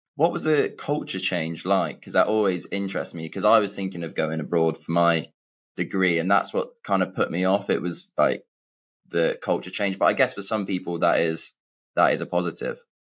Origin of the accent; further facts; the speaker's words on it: England, United Kingdom; I'm from England and I went to uni in England